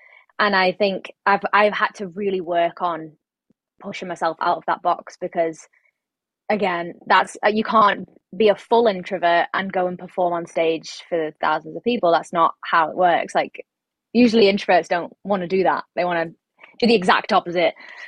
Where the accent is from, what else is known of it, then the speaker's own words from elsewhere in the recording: England, United Kingdom; I'm from England.